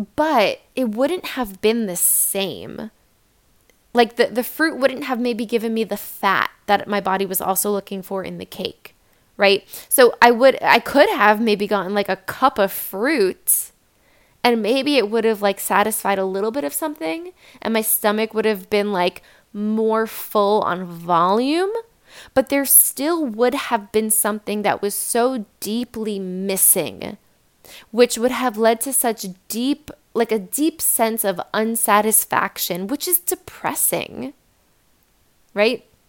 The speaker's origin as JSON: {"language": "English", "region": "New York", "country": "United States", "said": "I'm from New York"}